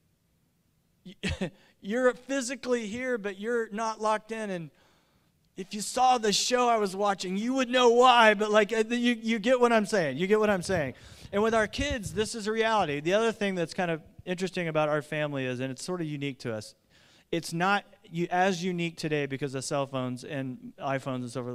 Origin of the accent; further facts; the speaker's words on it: Indiana, United States; I grew up in Indiana